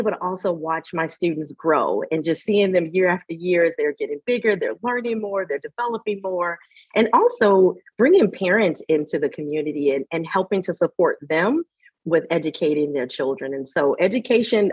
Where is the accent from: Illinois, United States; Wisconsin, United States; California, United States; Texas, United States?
Illinois, United States; Chicago; I'm originally from Chicago